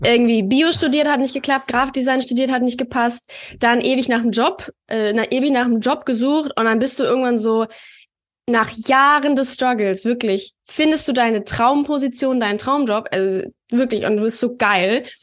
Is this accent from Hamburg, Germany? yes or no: no; Berlin, Germany; Ich komme ja aus Berlin